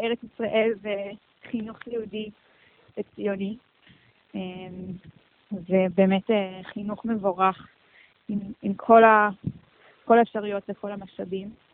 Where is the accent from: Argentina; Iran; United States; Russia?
United States; Miami, Florida; moved away as an adult; also born or lived in Jerusalem, Israel / New York, United States; now in Tel Aviv, Israel; וכשהייתי בת ארבע, אני וההורים ואחי הגדול יניב ירדנו לפלורידה ושם גדלנו